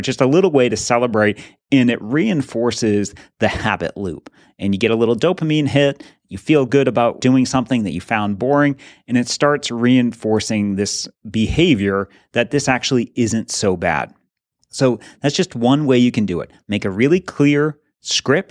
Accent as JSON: {"language": "English", "region": "New England", "country": "United States", "tie": "born or raised there", "said": "we grew up in New England"}